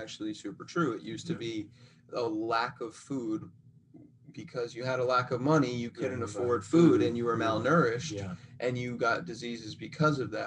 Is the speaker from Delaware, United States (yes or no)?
no; Rhode Island, United States; moved away; I grew up in Rhode Island